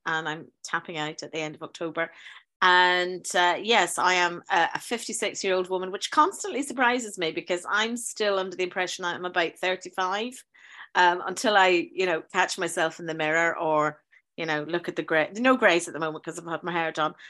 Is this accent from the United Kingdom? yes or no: yes; Northern Ireland, United Kingdom; also born or lived in South London; now in London, United Kingdom; I'm from Northern Ireland, but I teach uh, in a school in uh, South London